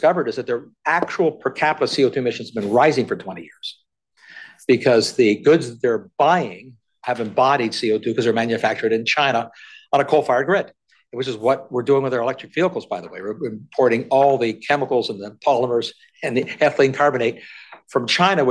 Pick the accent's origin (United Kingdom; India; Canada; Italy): Canada; I'm a Canadian